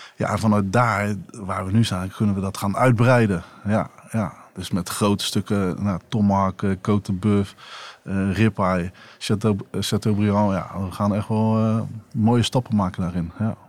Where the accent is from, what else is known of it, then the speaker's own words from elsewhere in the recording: Rotterdam, South Holland, Netherlands; als Rotterdammer